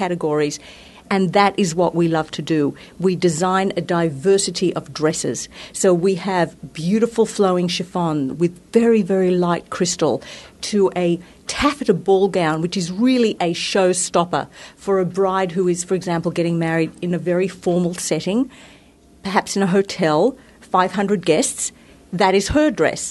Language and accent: English; Australia; now in United States; I am from Australia. I was brought up in a very sunny climate